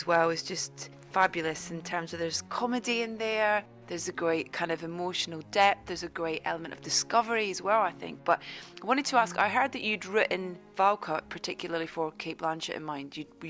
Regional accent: Scotland, United Kingdom; being Scottish

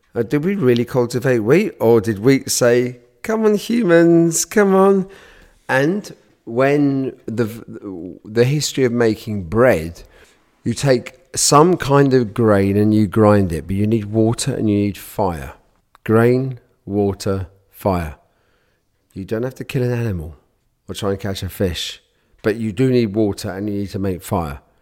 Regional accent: United Kingdom; I'm born British, and I, and I'm born Jewish

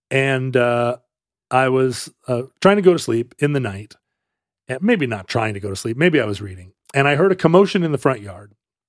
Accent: Wales, United Kingdom; As a Welshman.

